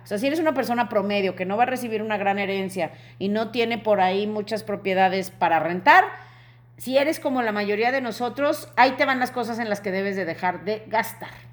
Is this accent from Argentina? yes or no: no; Mexico; como mexicanos